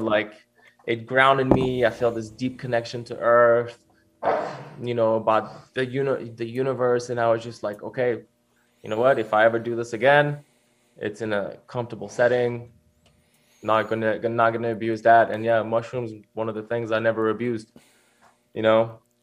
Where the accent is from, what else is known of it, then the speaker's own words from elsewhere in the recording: Switzerland; I grew up, I grew up in Switzerland